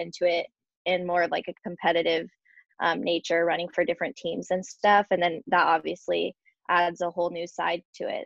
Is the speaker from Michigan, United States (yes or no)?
no; San Marcos, California, United States; that college is in my hometown, San Marcos